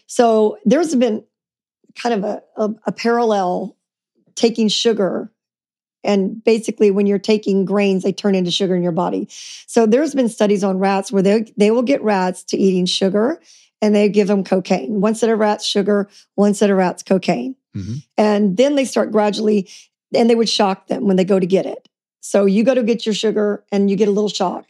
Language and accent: English; Louisiana, United States; I grew up in Louisiana